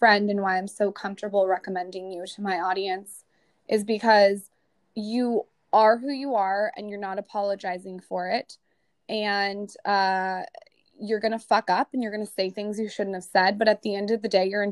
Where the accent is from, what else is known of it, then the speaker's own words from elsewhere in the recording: United States; As an American